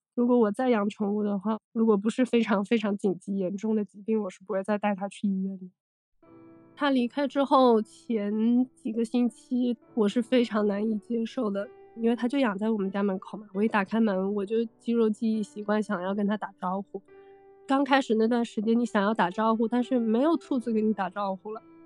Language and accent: Chinese; Guangdong, China; 我是广东人，我比较迷信